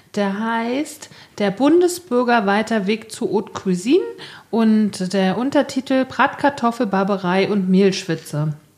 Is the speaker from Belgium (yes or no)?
no; East Germany, Germany; als Ossi wusste ich nicht so richtig, was kulinarisch in Westdeutschland abging bis zu den 90er Jahren